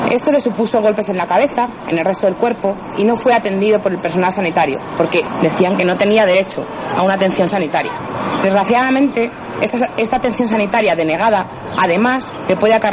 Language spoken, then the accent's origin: Spanish; Spain; soy española y de origen extranjero.